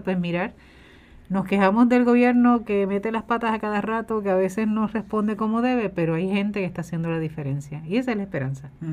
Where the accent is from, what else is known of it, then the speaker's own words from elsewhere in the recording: Puerto Rico; como sociedad puertorriqueña